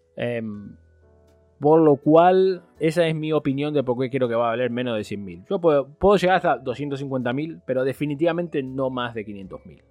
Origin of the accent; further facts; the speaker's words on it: Spain; moved away; en, España teníamos la, Era la URSA